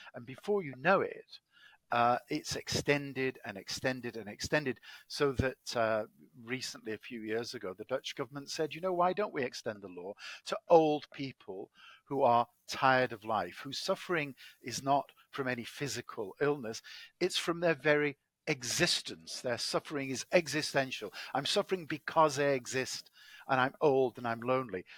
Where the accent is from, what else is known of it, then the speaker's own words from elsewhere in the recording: Manchester, North West England, United Kingdom; accent: English; moved away as an adult; also born or lived in Cambridge, England; now in Washington D.C., United States; I'm uh, English, as my accent betrays. I was born in Manchester, England